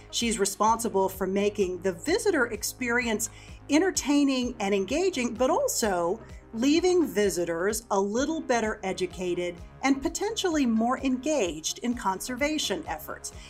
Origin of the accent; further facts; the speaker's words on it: Texas, United States; I'm from Texas